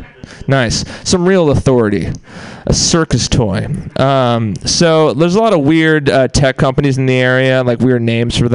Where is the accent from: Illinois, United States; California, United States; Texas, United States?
California, United States; Bay Area; I'm from the Bay Area